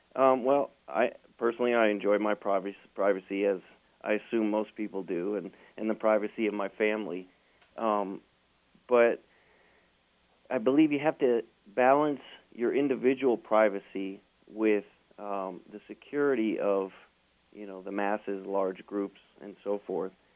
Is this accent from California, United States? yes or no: no; New York, United States; I grew up in New York